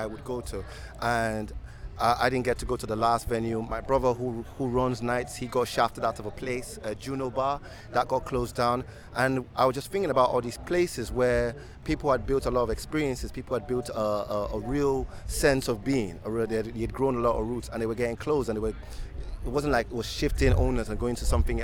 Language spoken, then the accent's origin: English; London, United Kingdom; also born or lived in Muswell Hill; I was born and bred in Hackney